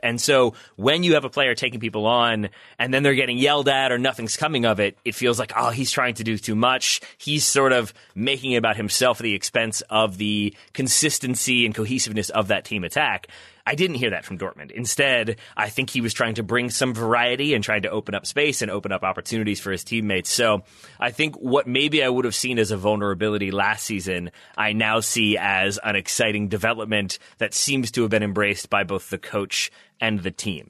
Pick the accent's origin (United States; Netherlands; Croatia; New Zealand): United States; as an American